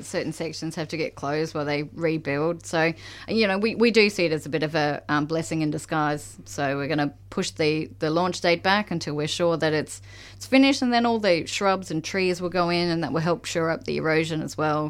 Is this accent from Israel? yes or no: no; Queensland, Australia; also born or lived in Seddon, Victoria; now in Melbourne, Australia; I come from Queensland